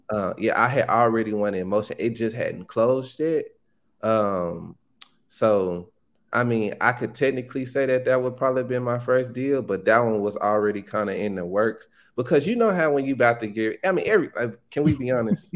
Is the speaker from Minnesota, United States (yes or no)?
no; Pine Bluff, Arkansas, United States; I'm from Pine Bluff. It's a small town in Arkansas